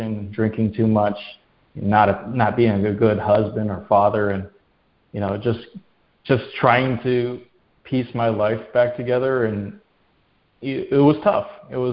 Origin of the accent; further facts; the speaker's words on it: Rockford, Illinois, United States; moved away as an adult; I grew up in Illinois, in a town called Rockford.